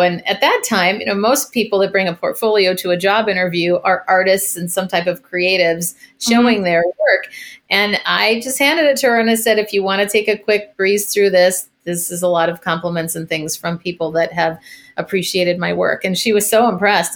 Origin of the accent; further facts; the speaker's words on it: Minneapolis, Minnesota, United States; moved away as an adult; also born or lived in San Francisco; I am originally from Minneapolis